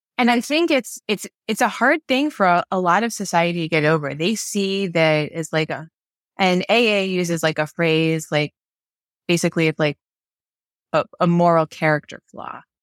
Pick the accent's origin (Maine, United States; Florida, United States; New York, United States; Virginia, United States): New York, United States; moved away; also born or lived in Maryland; I'm originally from New York